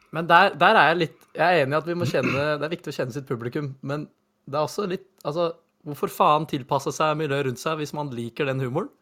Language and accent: Norwegian; Norway; så norske som vi er